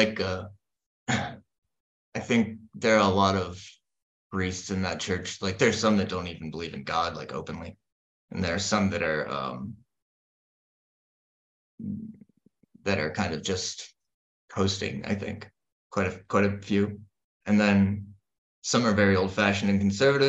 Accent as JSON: {"language": "English", "country": "United States", "moved": "as an adult", "lives_now": "Denmark", "said": "I'm the American"}